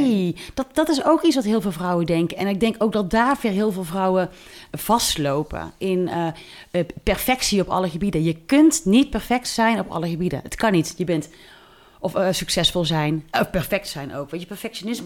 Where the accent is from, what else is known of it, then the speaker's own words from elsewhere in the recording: near Tilburg, North Brabant, Netherlands; also born or lived in Amsterdam; ik kom uit de buurt van Tilburg